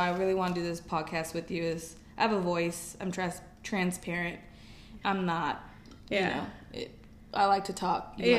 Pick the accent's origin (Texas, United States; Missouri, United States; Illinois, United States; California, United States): California, United States; the Bay Area; moved away; I am 29 years old, and I'm originally from California, the Bay Area.